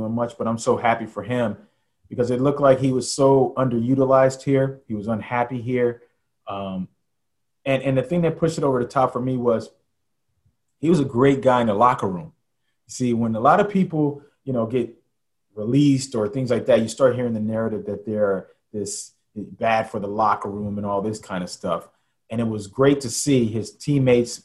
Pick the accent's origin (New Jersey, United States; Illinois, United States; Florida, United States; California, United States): California, United States; Los Angeles; also born or lived in Orlando / Rockford / Philadelphia; now in New York, United States; I grew up in South Central LA, you know, which is a challenge in itself. My mom and dad were divorced when I was 4 years old. So that's when we moved from Orlando to Los Angeles.